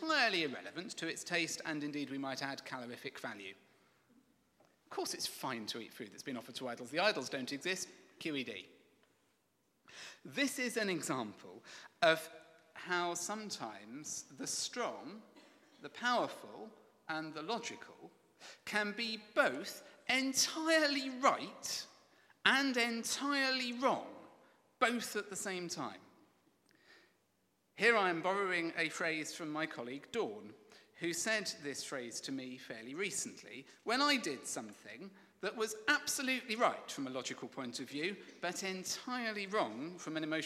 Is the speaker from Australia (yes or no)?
no; England, United Kingdom; I'm English.